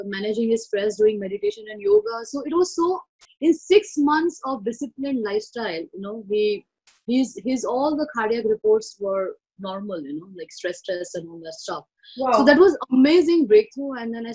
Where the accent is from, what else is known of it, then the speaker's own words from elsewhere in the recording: Mumbai, Maharashtra, India; I was born and brought up in Mumbai, India